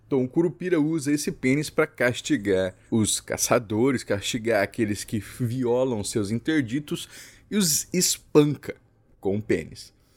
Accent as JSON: {"language": "Portuguese", "region": "Mato Grosso do Sul", "country": "Brazil", "said": "Eu sou de Mato Grosso do Sul"}